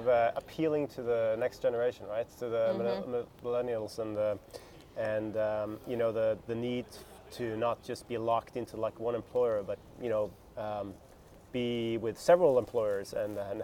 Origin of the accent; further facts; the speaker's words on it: Norway; moved away; also born or lived in Australia; my hometown of Norway